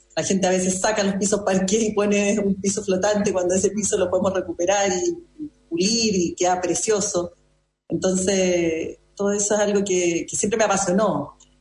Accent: Chile; also born or lived in Madrid, Spain; Acá en Chile

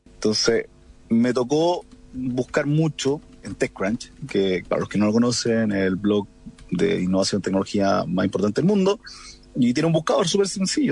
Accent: Coquimbo, Chile; moved away as an adult; also born or lived in La Serena; now in Santiago, Chile; soy de Coquimbo, lo cual es otro condimento que a mí me encanta ser de región.

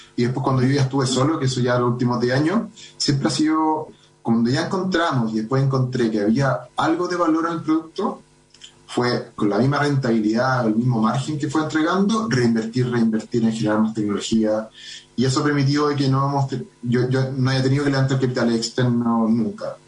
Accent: Santiago, Santiago Metropolitan Region, Chile; Somos los menos que somos de Santiago

